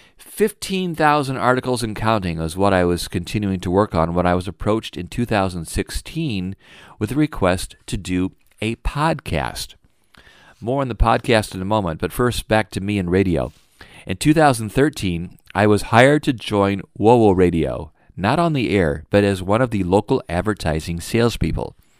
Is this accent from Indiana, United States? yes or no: yes; Fort Wayne, Indiana, United States; I grew up in Fort Wayne, Indiana